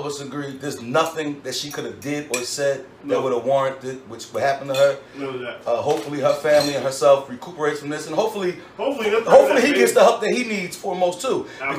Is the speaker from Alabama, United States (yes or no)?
no; Philadelphia, Pennsylvania, United States; I'm from West, and I'm from Feltonville.